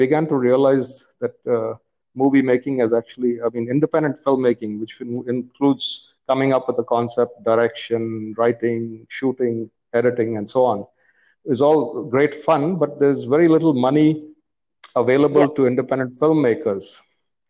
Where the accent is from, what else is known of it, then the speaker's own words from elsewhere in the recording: India; So I part of growing up in India involved traveling around India because my father was an installation engineer